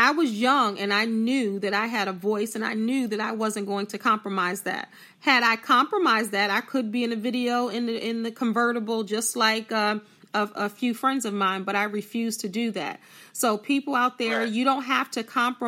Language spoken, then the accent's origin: English; New Jersey, United States; I'm from South Jersey